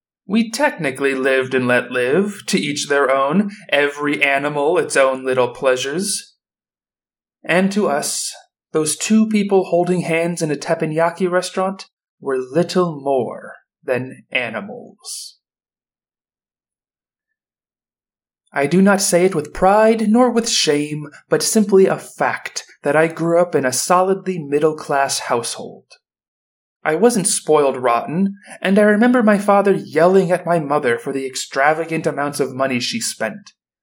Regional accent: Florida, United States; Growing up in Florida

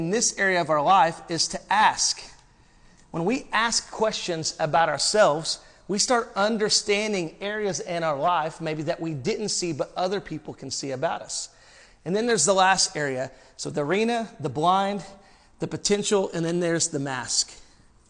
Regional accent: Arkansas, United States; I'm from Arkansas

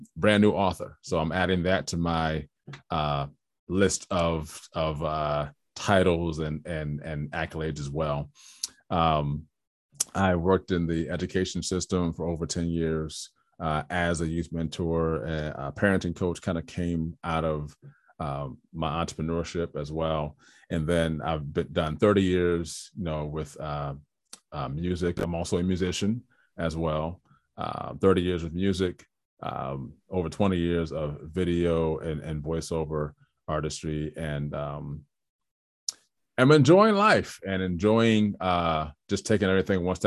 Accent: Trenton, New Jersey, United States; I'm born and raised in Trenton, New Jersey

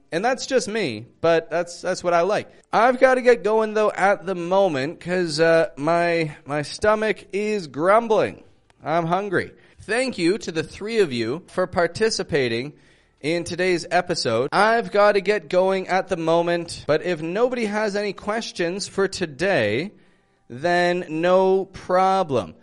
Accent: Toronto, Ontario, Canada; I'm from Toronto

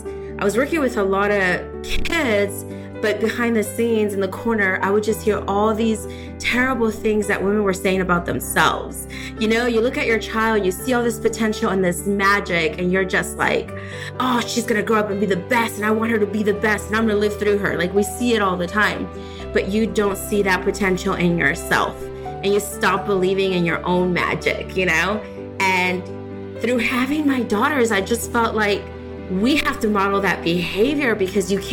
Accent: Houston, Texas, United States; also born or lived in Mexico; I'm from Houston, Texas

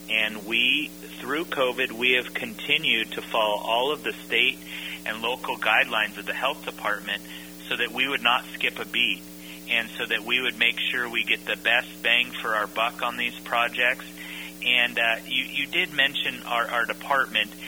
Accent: Napa, California, United States; I grew up in in Napa

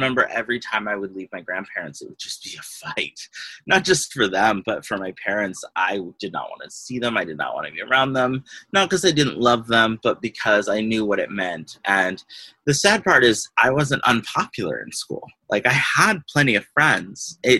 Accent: Astoria, United States; So that's what it was like growing up in Astoria. It was both beautiful and wonderful and absolutely fucking terrifying.

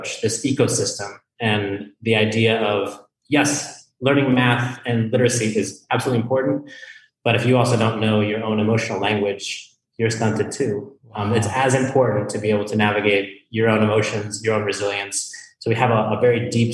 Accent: Colorado, United States; moved away; I'm from Colorado

